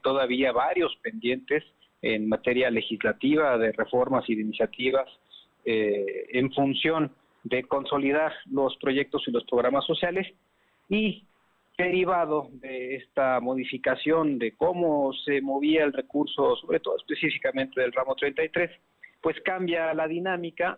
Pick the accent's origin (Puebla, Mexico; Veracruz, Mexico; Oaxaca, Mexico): Puebla, Mexico; como poblanos